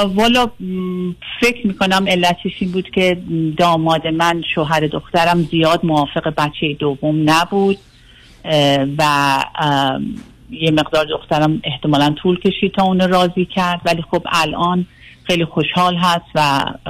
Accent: Iran; moved away as an adult; also born or lived in Singapore; now in United States; من 20 سالم بود که از ایران اومدم بیرون

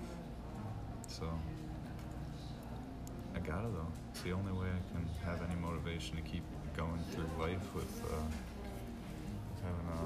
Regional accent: Minocqua, Wisconsin, United States; where I grew up in Minocqua

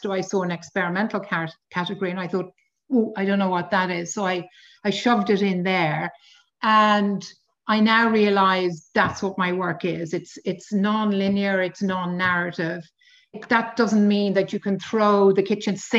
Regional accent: Dublin, Leinster, Ireland; also born or lived in London; I was born in Dublin quite a long time ago of Anglo-Polish parents.

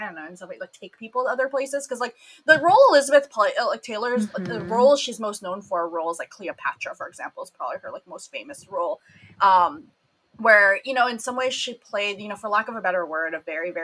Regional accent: Philippines; I'm Filipino

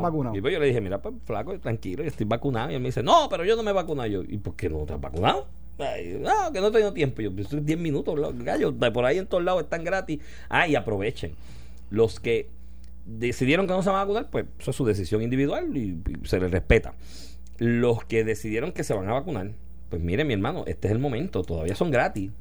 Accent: Puerto Rico

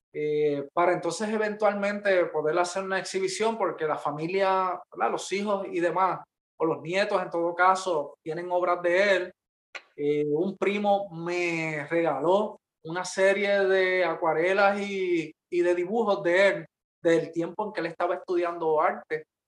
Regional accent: Peñuelas, Puerto Rico; also born or lived in Ponce; yo soy de Peñuelas

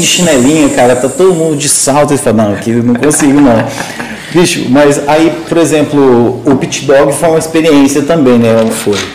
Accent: Morrinhos, Goiás, Brazil; eu nasci em Morrinhos aqui do lado

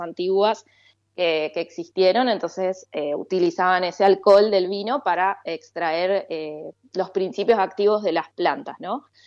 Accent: General Roca, Río Negro, Argentina; moved away; yo básicamente nací en Río Negro, en General Roca

